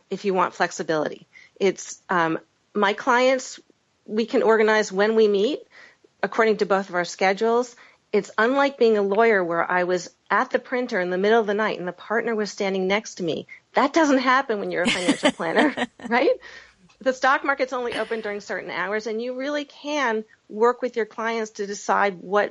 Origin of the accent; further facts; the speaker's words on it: Boston, Massachusetts, United States; also born or lived in Washington, D.C.; I'm from the Boston area